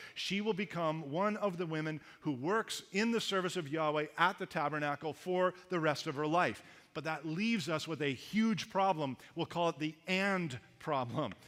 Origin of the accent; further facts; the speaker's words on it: Canada; accent: Canadian; moved away as an adult; also born or lived in Los Angeles; I had a distinct accent, being a Canadian, that I was not aware of till I went down to the Americans